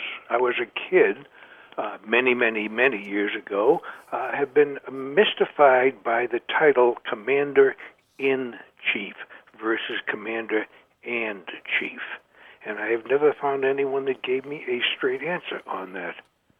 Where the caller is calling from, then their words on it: Cape Cod, Massachusetts, United States; I'm calling from Cape Cod on Massachusetts.